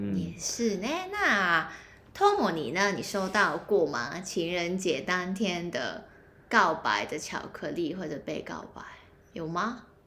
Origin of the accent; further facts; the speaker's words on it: Hong Kong; 我是香港人